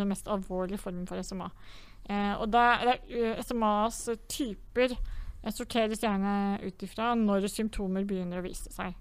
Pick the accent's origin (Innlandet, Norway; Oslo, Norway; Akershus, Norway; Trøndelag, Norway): Innlandet, Norway; Vang; hjemme i Vang kommune, som er en liten kommune i Valdres.